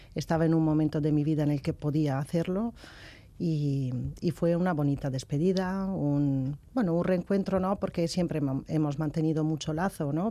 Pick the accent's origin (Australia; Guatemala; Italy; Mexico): Italy; Padua, Veneto; Spanish is a second language; moved away; yo soy italiana